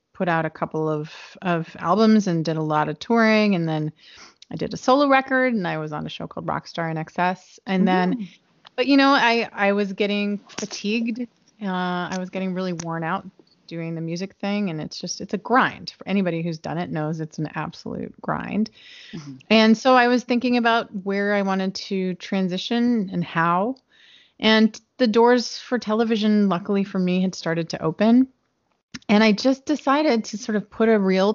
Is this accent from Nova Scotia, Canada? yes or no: yes; Nova Scotia, Canada; I grew up in Nova Scotia